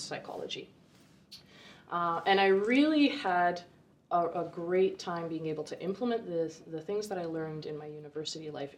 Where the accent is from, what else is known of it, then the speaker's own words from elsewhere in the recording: Vancouver, British Columbia, Canada; now in Kelowna, Canada; I grew up in Vancouver originally, and through circumstance, my father got a job here, so at 16, I moved to Kelowna